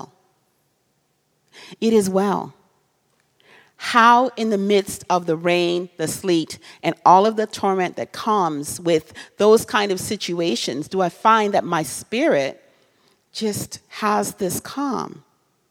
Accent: Trinidad & Tobago; now in United States; I'm from a different country. I'm from Trinidad.

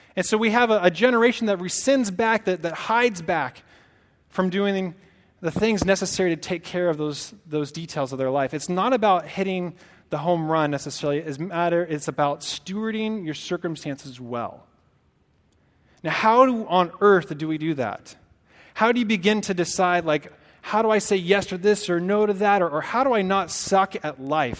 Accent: Portland, Oregon, United States; moved away as an adult; also born or lived in Santa Barbara, California / Dixon, California; now in Sacramento, United States; I'm from Oregon. Uh, from the Northwest in the Portland area.

